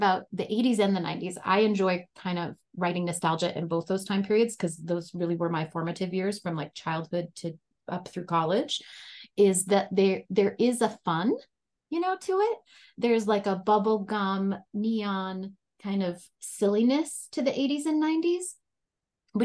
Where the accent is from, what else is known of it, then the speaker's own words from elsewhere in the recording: North Dakota, United States; moved away as an adult; I grew up in North Dakota and I was there through college.